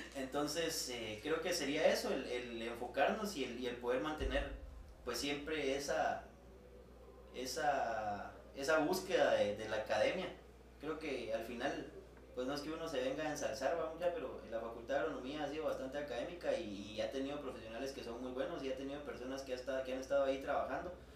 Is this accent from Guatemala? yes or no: yes; Guatemala; como guatemalteco